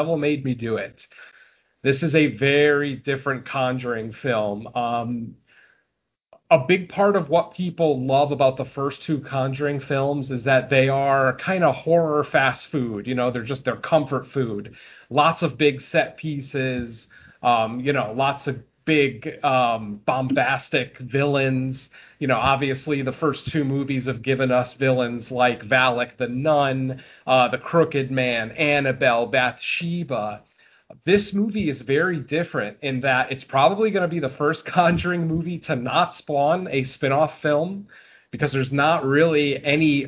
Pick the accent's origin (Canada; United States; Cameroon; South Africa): United States; Waterbury, Connecticut; I'm from Waterbury, Connecticut, which is probably about 25 minutes away from where this crime took place